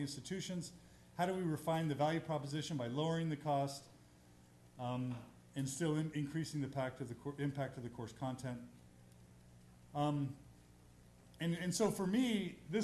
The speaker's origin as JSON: {"language": "English", "region": "Texas", "country": "United States", "said": "I'm from Texas"}